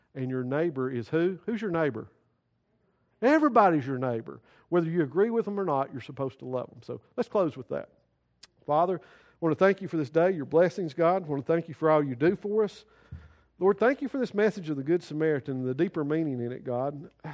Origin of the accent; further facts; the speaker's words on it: United States; We as American citizens